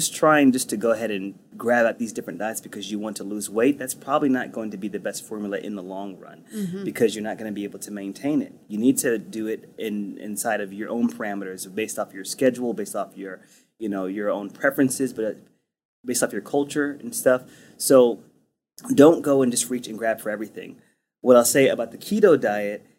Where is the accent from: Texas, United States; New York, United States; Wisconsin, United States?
Texas, United States; I'm Texan